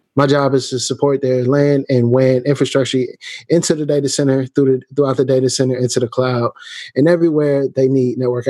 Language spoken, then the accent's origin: English; Canton, Ohio, United States; now in Kansas City, United States; I'm actually from Canton, Ohio, about 45 minutes away from Cleveland, 20 minutes from Akron, where LeBron James is from